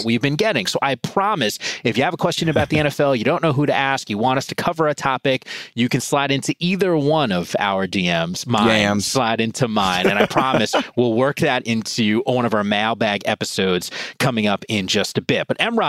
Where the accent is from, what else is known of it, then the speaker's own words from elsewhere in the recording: Northeast, United States; Where I grew up in the Northeast, like, you know, man, like, winter comes.